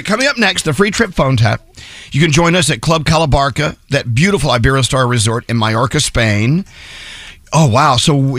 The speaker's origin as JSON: {"language": "English", "region": "Texas", "country": "United States", "tie": "born or raised there", "moved": "yes", "lives_now": "New York, United States", "said": "Born and raised in Texas, we always thought of ourselves as our own country anyway."}